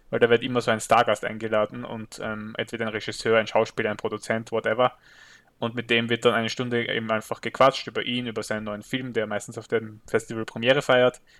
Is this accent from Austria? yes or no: yes; Austria; stimmt als Österreicher kommt man nicht so oft zu einem Filmfestival